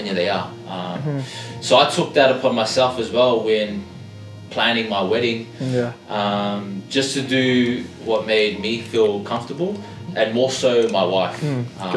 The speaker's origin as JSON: {"language": "English", "country": "Australia", "tie": "born or raised there", "also_born_or_lived": "Auckland, New Zealand"}